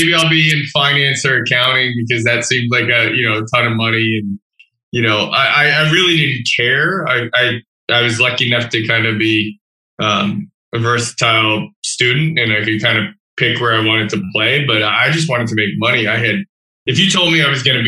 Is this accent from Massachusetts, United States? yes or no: yes; Massachusetts, United States; moved away as an adult; now in Toronto, Canada; I grew up in Massachusetts, not far from JR